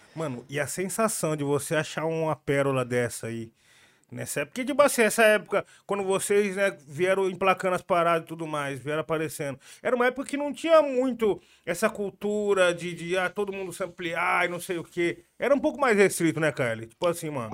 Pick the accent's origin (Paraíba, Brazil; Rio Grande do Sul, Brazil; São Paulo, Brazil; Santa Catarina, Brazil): São Paulo, Brazil; Jundiaí; eu sou do Jundiaí